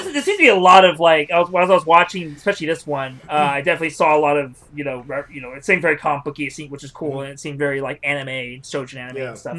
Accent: Modesto, California, United States; I come from Modesto, so that's actually like right back. It's like the asshole of California

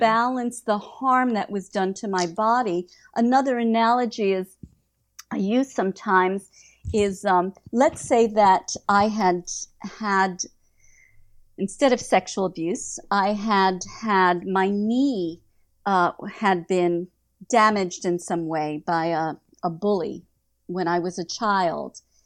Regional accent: United States; also born or lived in Prague; I'm an American

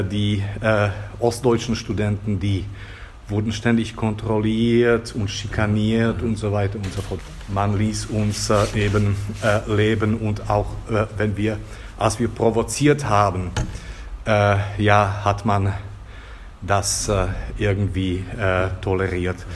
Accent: Bratislava, Bratislava Region, Slovakia; ich bin in Bratislava aufgewachsen

